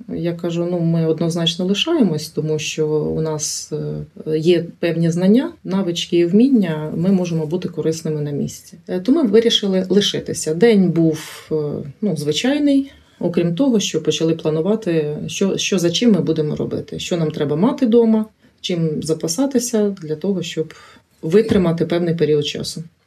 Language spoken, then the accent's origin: Ukrainian; Chernihiv, Chernihiv Oblast, Ukraine; also born or lived in Kulychivka, Chernihiv Oblast; я народилася в місті Чернігів, але вже 14 років проживаю в селі.